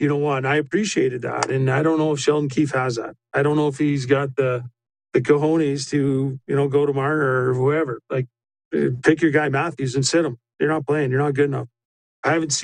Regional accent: Edmonton, Alberta, Canada; I'm from Edmonton

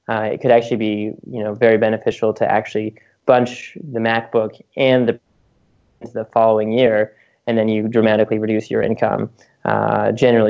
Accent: United States; also born or lived in Canada; as an American who lived in Canada for a few years

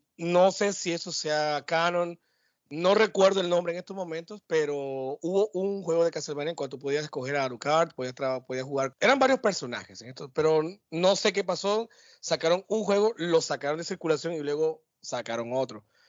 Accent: Barranquilla, Atlántico, Colombia; de vuelta a mi tierra, Gurramba, La Arenosa, El Tierrero, no, mentira, mentira. Acá de vuelta a Barranquilla

